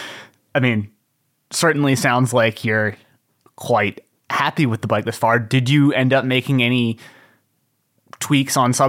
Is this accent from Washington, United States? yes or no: yes; Washington, United States; I'm from Washington